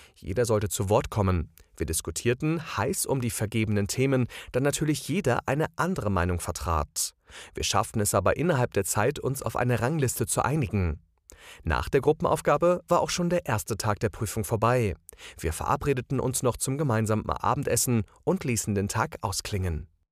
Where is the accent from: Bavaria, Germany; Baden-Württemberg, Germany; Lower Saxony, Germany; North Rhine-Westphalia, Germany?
Baden-Württemberg, Germany; Heidelberg; Ich komme aus Heidelberg in Baden-Württemberg.